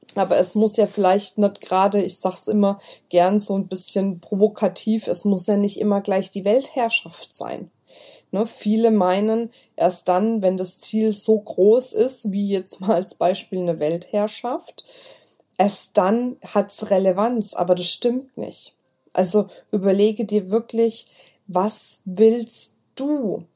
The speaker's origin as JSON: {"language": "German", "area": "Franconia", "region": "Bavaria", "country": "Germany", "accent": "Franconian", "said": "Ich bin Fränkin, muss ich sagen. Bei uns ist immer mit dem B und dem P. Wir vertauschen das immer."}